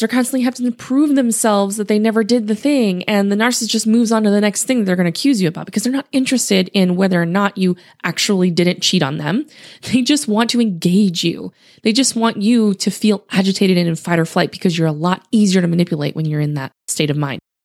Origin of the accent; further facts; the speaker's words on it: Louisiana, United States; also born or lived in Utah; now in Houston, United States; I grew up in Louisiana